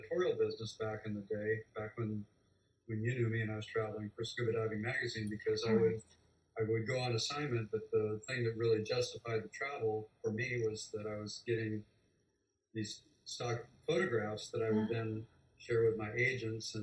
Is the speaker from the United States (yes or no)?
yes; Illinois, United States; also born or lived in Denver, Colorado / Hawaii; now in Florida Keys, United States; from the swim team growing up in Illinois